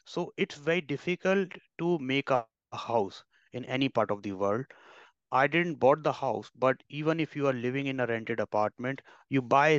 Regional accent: India; also born or lived in Ireland

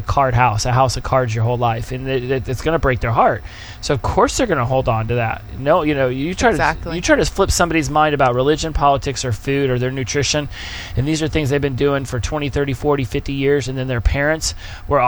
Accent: Oklahoma, United States; moved away; we're from Oklahoma

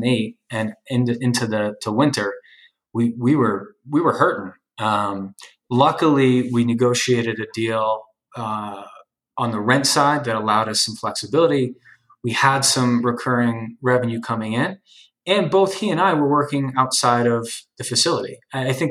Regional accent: New Jersey, United States; also born or lived in Hoboken, New Jersey; my hometown in New Jersey

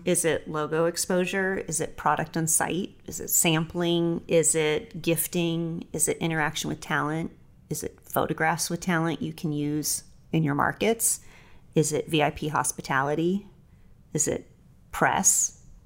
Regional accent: Los Angeles, California, United States; I was raised in Los Angeles in a film production family

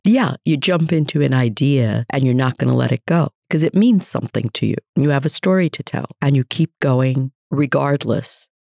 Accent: United States; also born or lived in India; grew up in America.

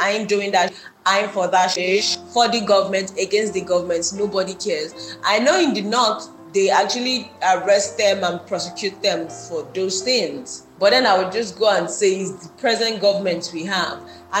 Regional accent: Nigeria; moved away; we as Nigerian citizens

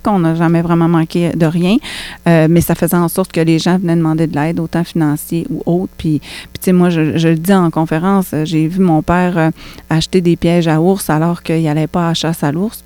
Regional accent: Quebec, Canada; je suis née au Québec puis que je suis autochtone

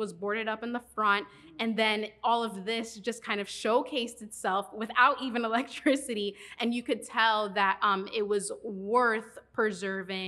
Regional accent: Yonkers, New York, United States; moved away as an adult; now in Miami, United States; I'm originally from New York. I grew up in Yonkers.

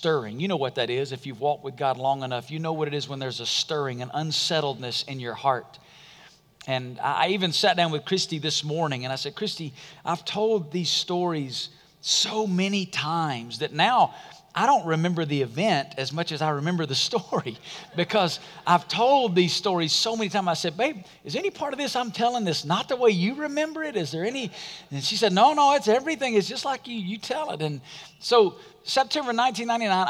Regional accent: Alabama, United States; moved away as an adult; now in Las Vegas, United States; I grew up in Alabama, and I'd never really been west of Mississippi very much

